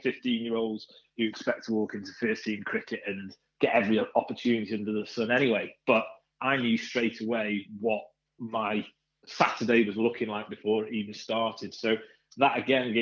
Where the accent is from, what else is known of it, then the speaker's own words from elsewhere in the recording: North East Wales, United Kingdom; I was the one from North East Wales